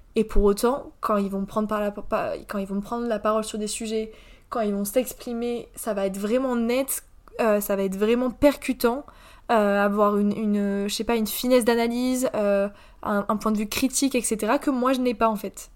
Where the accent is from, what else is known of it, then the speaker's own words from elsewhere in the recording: France; also born or lived in Poland; je suis une Française en Erasmus